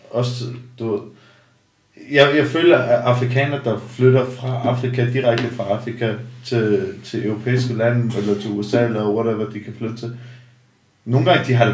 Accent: Denmark; born there; når man nu er jeg i Danmark, jeg er født i Danmark

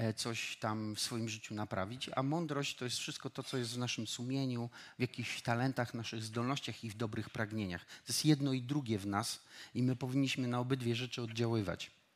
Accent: Silesian Voivodeship, Poland; Wychowywałem się e, u mojego wujka i cioci, którzy mnie zabrali gór, na Górny Śląsk, wychowywali mnie tam

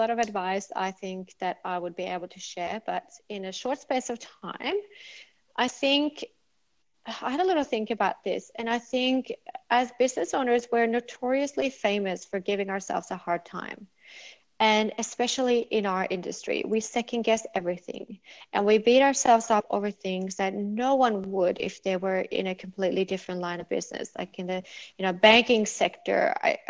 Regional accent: Norway; English is a second language; moved away; Yeah, I'm from Norway. I grew up there.

